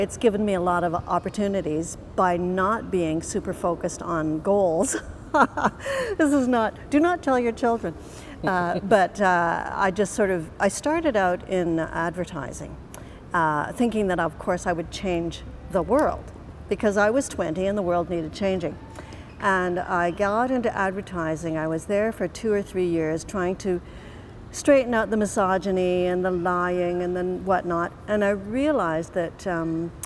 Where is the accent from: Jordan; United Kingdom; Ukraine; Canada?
Canada; I'm a Canadian citizen and I never thought of living anywhere but Canada